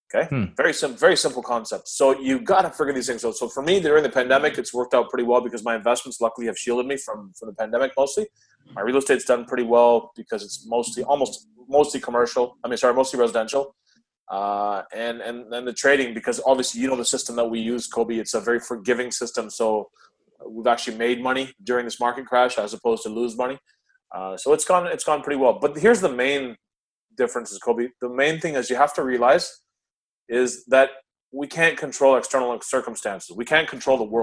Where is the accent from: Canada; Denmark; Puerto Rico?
Canada; also born or lived in Karachi, Pakistan / United States; I was came to Canada when I was 4 years old